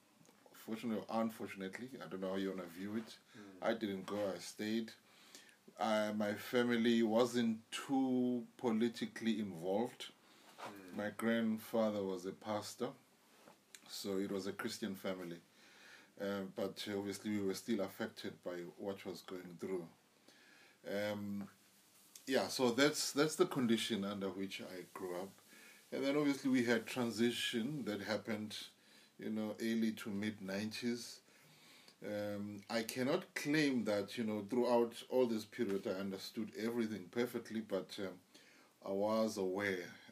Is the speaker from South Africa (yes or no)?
yes; Durban, KwaZulu-Natal, South Africa; I grew up in Chesterville, Road 4